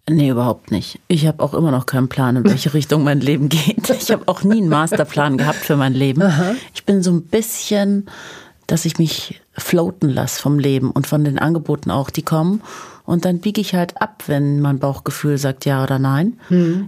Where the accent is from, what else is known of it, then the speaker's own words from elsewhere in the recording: Munich, Bavaria, Germany; moved away as an adult; also born or lived in Tehran, Iran; ich bin in einem Haus in München aufgewachsen